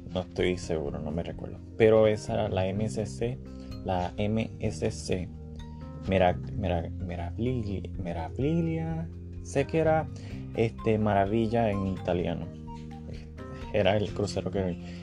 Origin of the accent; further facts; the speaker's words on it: Puerto Rico; now in Orlando, United States; soy puertorriqueño